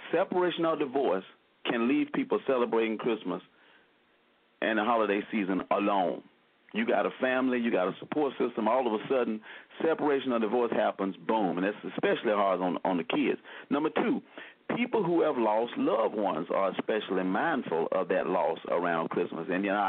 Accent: Selma, Alabama, United States; now in Birmingham, United States; our fellow Selmian

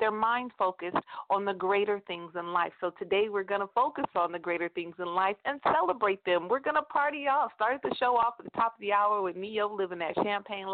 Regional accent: United States; I am an American

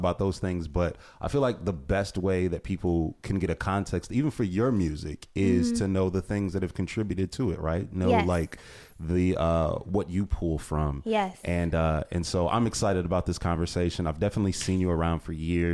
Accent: Ohio, United States; I'm from Ohio, too

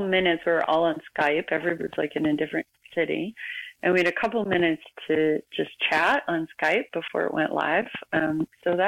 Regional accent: United States; moved away as an adult; now in Vancouver, Canada; an American living in Canada

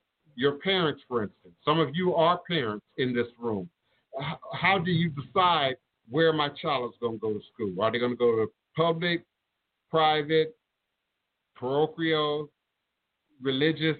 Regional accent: Chicago, Illinois, United States; moved away; coming from Chicago, because I was born in Chicago, and my brothers and sisters are still in Chicago

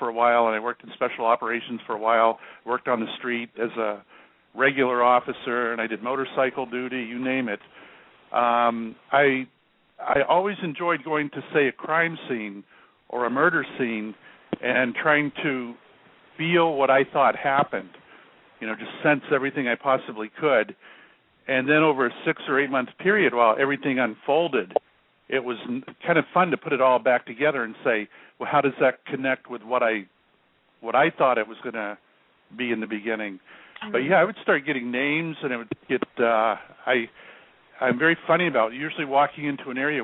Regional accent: Florida, United States; moved away as an adult; also born or lived in Salem, Massachusetts; I was born in Florida. However, the military took me to the Boston area. And of all places, I ended up in Salem, Massachusetts.

